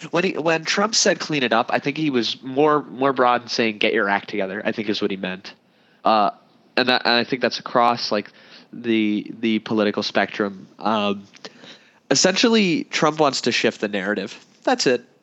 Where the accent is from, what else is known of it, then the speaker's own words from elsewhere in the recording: United States; I'm an American